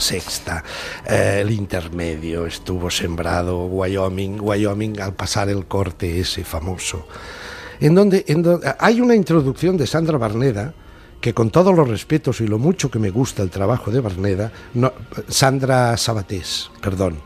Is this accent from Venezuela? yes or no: no; Catalonia, Spain; los catalanes continuaremos siendo nacionalidad